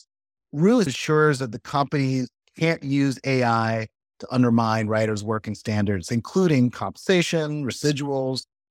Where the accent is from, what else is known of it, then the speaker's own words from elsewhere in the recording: Chicago, Illinois, United States; also born or lived in Georgia / New Orleans; I'm from Chicago by way of Georgia, son of educators